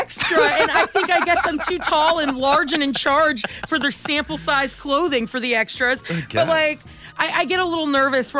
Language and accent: English; Vancouver, Washington, United States; I'm from Vancouver, Washington